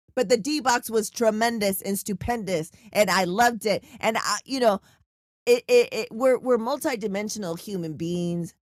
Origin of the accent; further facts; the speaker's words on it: San Diego, California, United States; I'm from San Diego